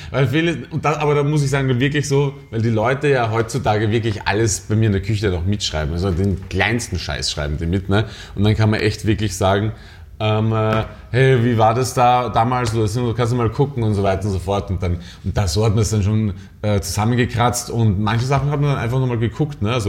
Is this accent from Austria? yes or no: yes; Austria; now in Berlin, Germany; Naja, man muss, man muss sagen, dass wir als Österreicher ja äh, total überall so einen Bonus haben.